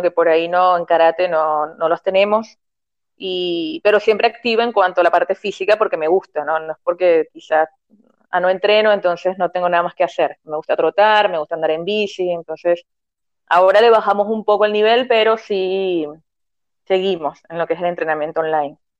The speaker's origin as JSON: {"language": "Spanish", "country": "Venezuela", "moved": "as an adult", "lives_now": "Argentina"}